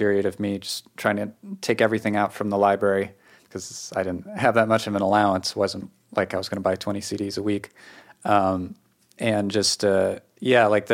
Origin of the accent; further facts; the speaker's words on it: New England, United States; accent: New England; I've come to understand my own accent in New England